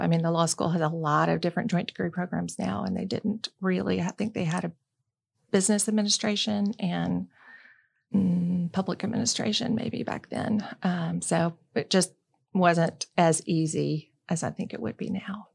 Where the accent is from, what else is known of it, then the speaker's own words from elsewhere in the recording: Birmingham, Alabama, United States; moved away as an adult; also born or lived in Tallahassee, Florida; growing up in Birmingham, Alabama